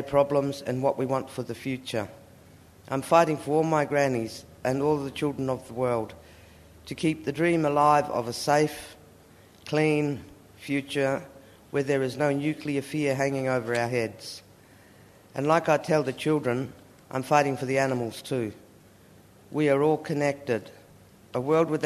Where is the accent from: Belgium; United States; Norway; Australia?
Australia; Koonibba Aboriginal Mission, near Ceduna, South Australia; I was born on Kuniba Aboriginal Mission in 1951. The mission is about 40 kilometres west of Sejuna in South Australia.